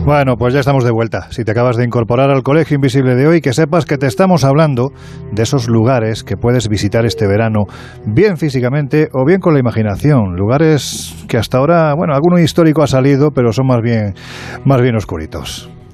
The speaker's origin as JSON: {"language": "Spanish", "area": "Province of Jaén", "region": "Andalusia", "country": "Spain"}